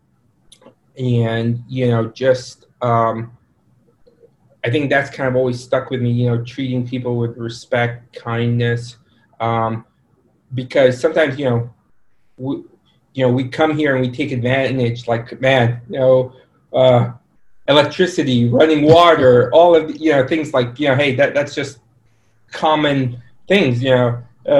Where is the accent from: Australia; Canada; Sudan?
Sudan; also born or lived in Egypt; Initial background is myself and my family were Egyptian, but I was born in Sudan